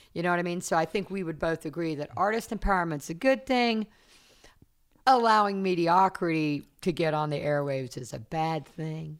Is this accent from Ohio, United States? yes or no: no; South Carolina, United States; moved away; also born or lived in Fontana, California; I'm from South Carolina